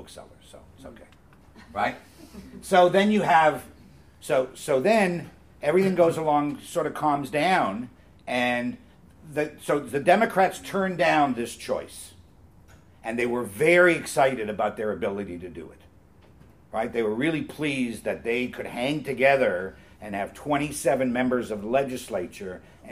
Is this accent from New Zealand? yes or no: no; Canada; also born or lived in Toronto; I'm a Canadian